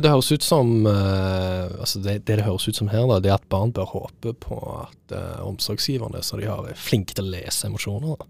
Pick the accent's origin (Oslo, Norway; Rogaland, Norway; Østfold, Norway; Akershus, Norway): Rogaland, Norway; Stavanger; moved away; Jeg er jo fra Stavanger